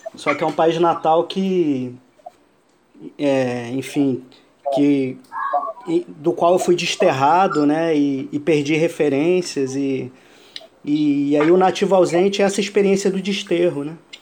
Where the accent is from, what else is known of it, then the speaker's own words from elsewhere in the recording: Iran; moved away; ao Irã, ao, ao meu país natal